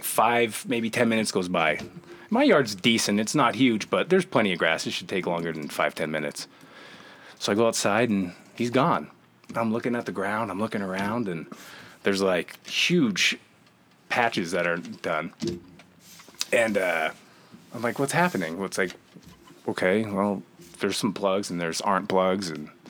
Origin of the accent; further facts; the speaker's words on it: East Rutherford, New Jersey, United States; New Jersey.